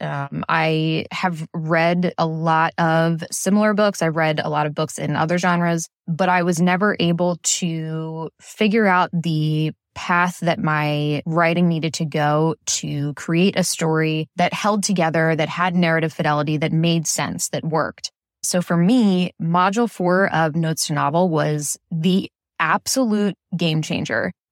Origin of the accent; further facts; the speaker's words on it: Philadelphia, Pennsylvania, United States; I'm from Philadelphia on the East Coast